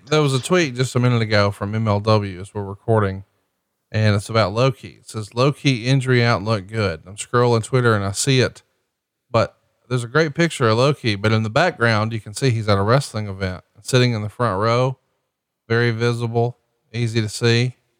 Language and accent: English; Alabama, United States; I'm from Alabama